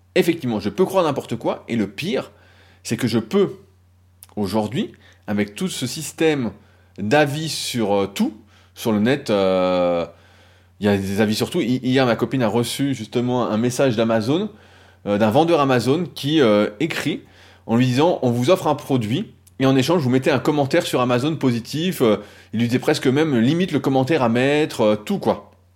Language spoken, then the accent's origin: French; France; on est français